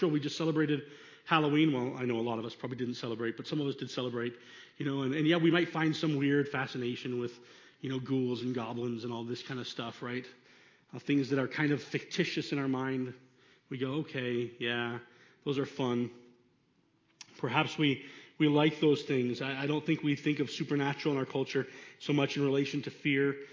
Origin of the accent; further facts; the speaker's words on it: Venezuela; the things that I went through growing up in Venezuela.